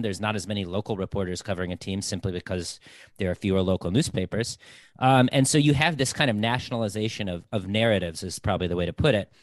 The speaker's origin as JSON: {"language": "English", "region": "Michigan", "country": "United States", "tie": "born or raised there", "said": "i grew up in Michigan"}